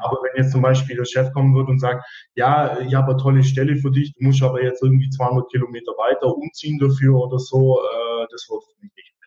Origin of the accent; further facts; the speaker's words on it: Weiler im Allgäu, Bavaria, Germany; moved away as an adult; also born or lived in Ravensburg; Also geboren bin ich in Weiler im Allgäu, bin auch da in der Region äh, zur Schule gegangen